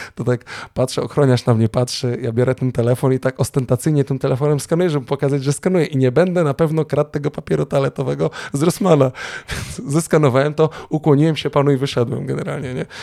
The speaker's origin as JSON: {"language": "Polish", "town": "Sopot", "region": "Pomeranian Voivodeship", "country": "Poland", "said": "u nas w Trójmieście z Sopotu"}